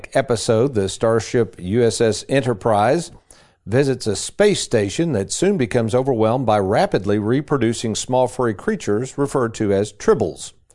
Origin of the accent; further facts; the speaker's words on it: Lexington, Kentucky, United States; back in the 60s and growing up in Lexington.